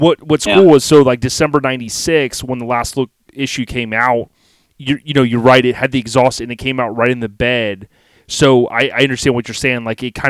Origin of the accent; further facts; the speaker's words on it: Land O' Lakes, Florida, United States; I grew up in Lando Lakes, Florida, right, like the butter